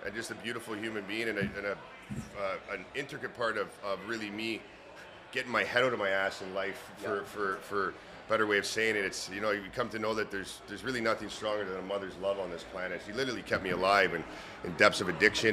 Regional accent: Pickering, Ontario, Canada; also born or lived in Scarborough, Toronto; my folks moved out to Pickering when I was around, I think, 2 or 3 years of age. So my family grew up in Pickering

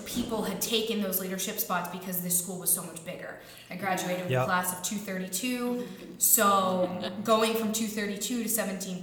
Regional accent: Pepperell, Massachusetts, United States; I'm from Pepperell, Mass, and I went to North Middlesex Regional High School

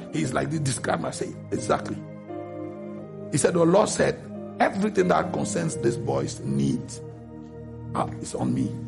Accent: Cameroon; now in United States; from Cameroon

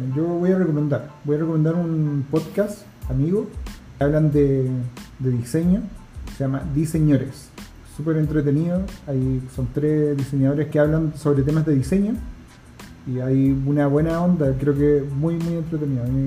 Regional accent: La Serena, Coquimbo, Chile; moved away as an adult; also born or lived in Santiago; yo soy de La Serena, entonces es una ciudad que está lejos de la capital

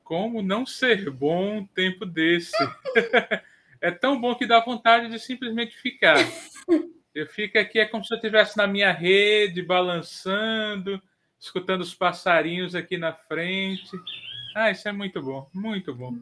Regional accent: Northeast Region, Brazil

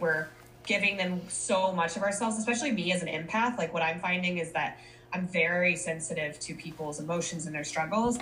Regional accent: Colorado, United States; moved away as an adult; also born or lived in Minnesota / Denver, Colorado; I was born in Minnesota, moved to Colorado when I was 10, went to college in Colorado, lived in Denver for nine years

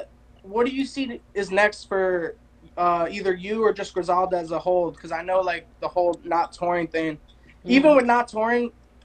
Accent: New Jersey, United States; now in Los Angeles, United States; I'm from the East Coast. I'm from Jersey, but I'm in L.A. now

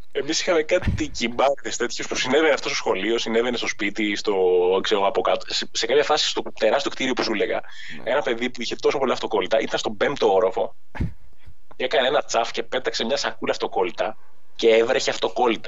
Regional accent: Athens, Attica, Greece; now in Agios Dimitrios, Greece; μεγάλωσα στην Αθήνα, mm-hmm. στην Αθήνα μέσα στο Δήμο κιόλα

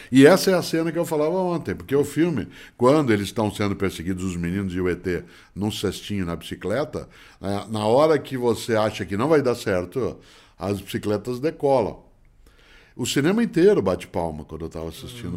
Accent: Londrina, Paraná, Brazil; moved away; quando nasci em Londrina, né, nos meus primeiros 10 anos de vida, eu sempre fui fotografado pelo seu Moreira

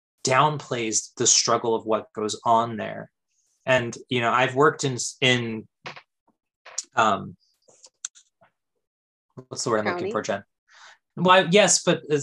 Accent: California, United States; we're both from California

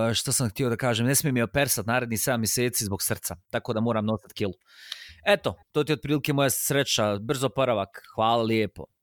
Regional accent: Sarajevo, Federation of Bosnia and Herzegovina, Bosnia & Herzegovina; jer sam rođen u Sarajevu.

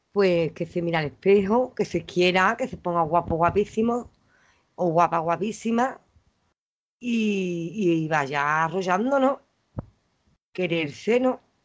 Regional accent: Los Palacios y Villafranca, Andalusia, Spain; accent: Andalusian; also born or lived in Dos Hermanas; Que soy andaluza

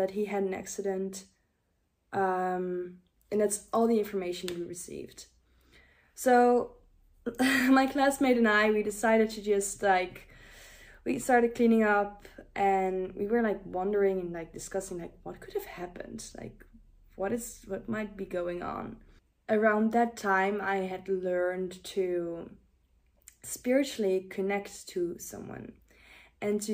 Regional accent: Netherlands; English is a second language; I don't know all the English terms, since I'm from the Netherlands

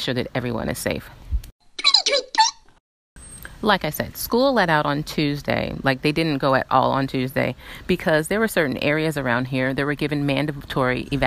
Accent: South Carolina, United States; I grew up in South Carolina and hurricanes happened often

